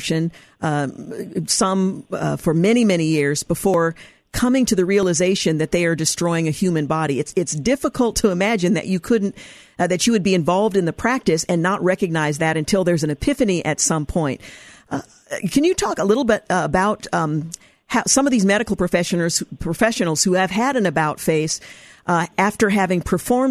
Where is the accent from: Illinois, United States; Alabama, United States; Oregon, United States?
Oregon, United States; my home state, regrettably, my home state of Oregon